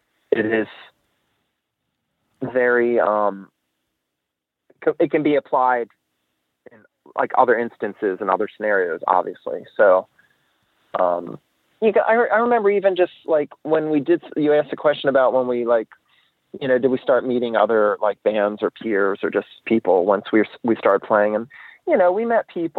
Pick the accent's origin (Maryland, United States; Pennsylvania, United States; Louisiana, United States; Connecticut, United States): Maryland, United States; Annapolis; we grew up around Annapolis